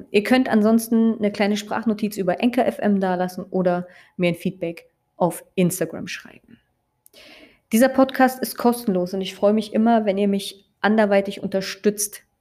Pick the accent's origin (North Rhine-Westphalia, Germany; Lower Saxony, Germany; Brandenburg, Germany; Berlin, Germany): Brandenburg, Germany; Und ich mag auch meine Heimatstadt sehr gerne und ich liebe es auch einfach durch den Spreewald zu laufen.